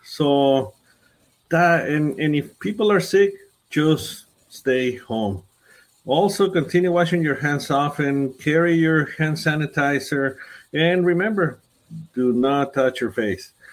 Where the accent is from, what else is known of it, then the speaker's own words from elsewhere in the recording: Ciudad Juárez, Chihuahua, Mexico; moved away as an adult; also born or lived in Anthony; now in El Paso, United States; I grew up in Juarez. Uh, I did my medical school also in Juarez, and then I came to do my specialty in pediatrics here in El Paso.